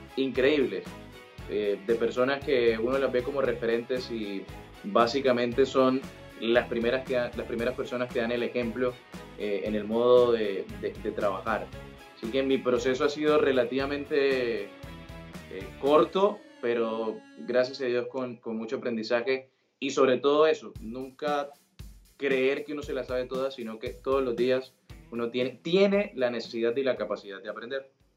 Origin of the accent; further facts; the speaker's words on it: Sincelejo, Sucre, Colombia; accent: costeño; moved away as an adult; now in Buenos Aires, Argentina; nací en Cincelejo, Sucre, en, en Colombia.